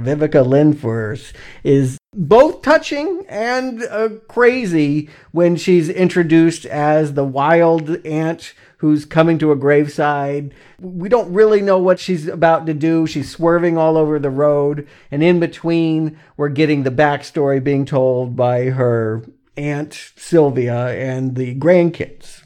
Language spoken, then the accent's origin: English; the South, United States; moved away; also born or lived in Atlanta, Georgia / South Carolina; I'm from the South